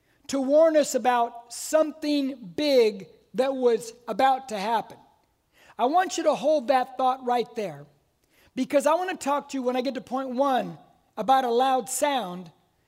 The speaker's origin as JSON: {"language": "English", "town": "Corona", "region": "California", "country": "United States", "tie": "born or raised there", "said": "I'm a lifelong Corona resident. I'm born, raised Corona."}